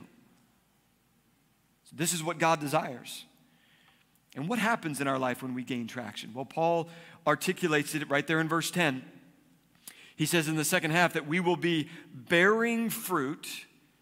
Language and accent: English; East Coast, United States; now in Arizona, United States; I grew up on the East Coast, which means we had snow in the winter